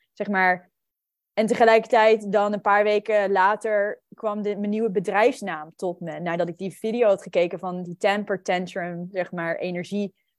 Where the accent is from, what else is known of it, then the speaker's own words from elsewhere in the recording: New Zealand; moved away; also born or lived in Netherlands; ik ben opgegroeid in Nieuw-Zeeland